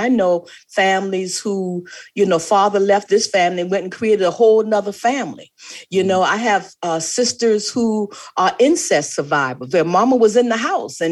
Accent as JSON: {"language": "English", "area": "the Low Country", "region": "South Carolina", "country": "United States", "said": "I'm from the Low Country, South mm-hmm. Carolina"}